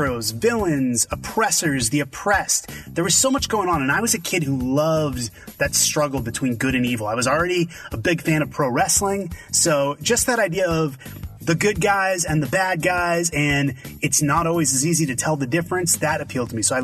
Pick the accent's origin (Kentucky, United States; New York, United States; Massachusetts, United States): Massachusetts, United States; Boston; growing up in Boston, Massachusetts